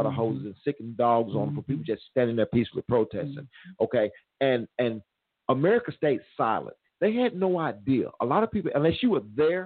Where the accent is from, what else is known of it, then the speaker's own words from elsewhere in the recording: Mississippi, United States; I'm from the South. I'm from Mississippi